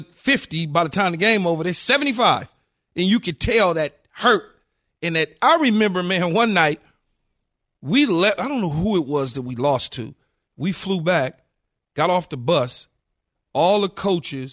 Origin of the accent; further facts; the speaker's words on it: California, United States; I'm from California